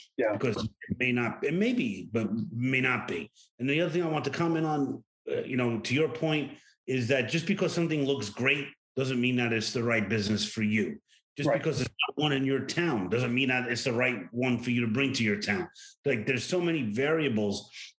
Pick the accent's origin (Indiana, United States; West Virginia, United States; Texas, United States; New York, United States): New York, United States; New York City; I was born and raised in New York City.